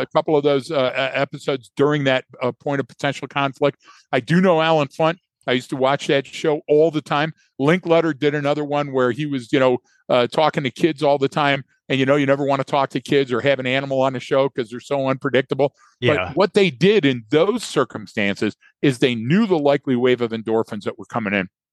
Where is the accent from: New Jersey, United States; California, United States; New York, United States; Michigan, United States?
Michigan, United States; right outside of Dearborn; I grew up right outside of Dearborn